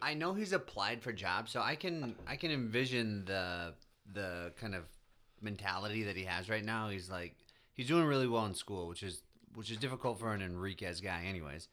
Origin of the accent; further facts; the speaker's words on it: Midwest, United States; being a Midwesterner